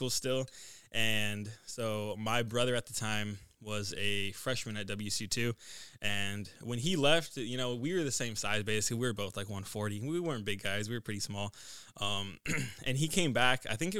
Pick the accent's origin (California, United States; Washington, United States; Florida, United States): Washington, United States; Brewster; also born or lived in Bridgeport, Washington / Omak, Washington; typical small town kid story. So I was born in Brewster, Washington, lived in Bridgeport, Brewster, Omak, Washington, moved around a lot for high school